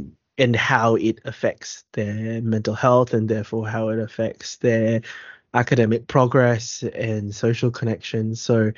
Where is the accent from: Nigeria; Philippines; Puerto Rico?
Philippines; For us being Filipino, body image, we'll get there eventually.